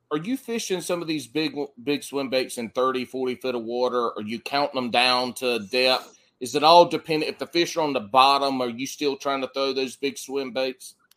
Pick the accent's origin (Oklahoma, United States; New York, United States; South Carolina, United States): South Carolina, United States; accent: country; now in North Carolina, United States; growing up in South Carolina